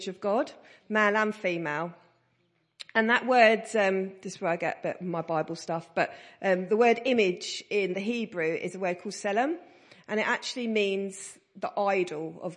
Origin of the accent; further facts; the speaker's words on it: Stansted, East of England, United Kingdom; I come from Stansted in Essex